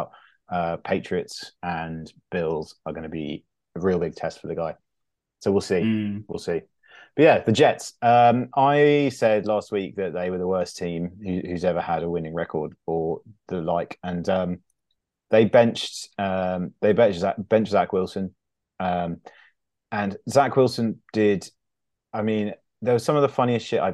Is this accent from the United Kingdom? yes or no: yes; England, United Kingdom; also born or lived in upstate New York; I'm half American, and but I've lived my whole life in England apart from 1 year where I lived in upstate New York